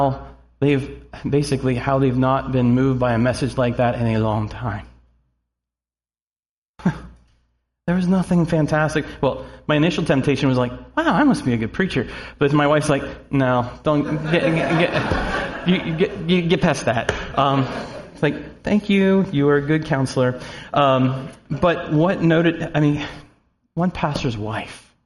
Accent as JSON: {"language": "English", "area": "Snyder County", "region": "Pennsylvania", "country": "United States", "tie": "born or raised there", "also_born_or_lived": "Harrisburg, Pennsylvania", "lives_now": "Mechanicsburg, United States", "said": "I was born in Harrisburg and lived in Mechanicsburg for a couple of months before my family moved back up into Snyder County"}